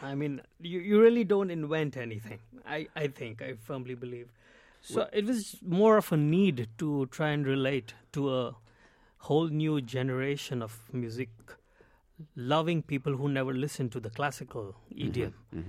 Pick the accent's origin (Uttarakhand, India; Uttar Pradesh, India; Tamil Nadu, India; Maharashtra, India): Maharashtra, India; Mumbai; growing up in Mumbai